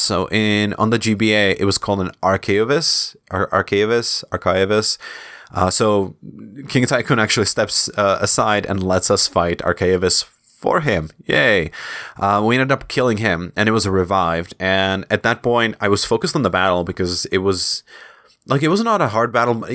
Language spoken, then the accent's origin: English; Czechia; my home country, in Czech Republic